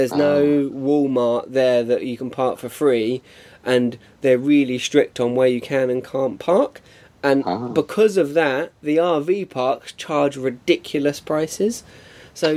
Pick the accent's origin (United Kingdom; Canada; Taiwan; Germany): United Kingdom; Watford, East of England; I'm from Watford